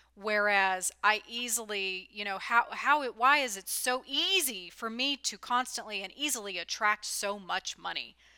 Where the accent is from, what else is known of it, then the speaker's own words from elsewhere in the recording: California, United States; also born or lived in the South (US); now in Southern US; I grew up in California